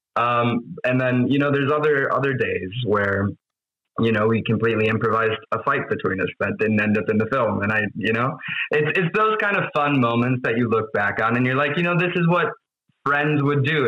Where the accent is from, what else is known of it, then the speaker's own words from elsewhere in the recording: Wisconsin, United States; moved away; I'm from Wisconsin